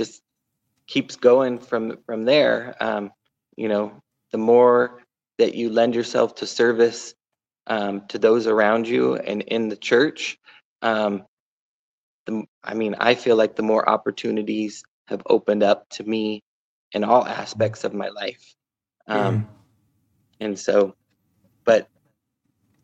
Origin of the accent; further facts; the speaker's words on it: Sacramento, California, United States; moved away as an adult; now in Idaho, United States; I was looking for that group of friends in Idaho because, you know, I grew up in California, didn't have that here.